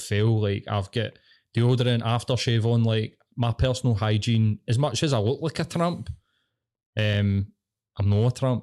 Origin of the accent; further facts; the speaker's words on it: Glasgow, Scotland, United Kingdom; I'm fucking Glaswegian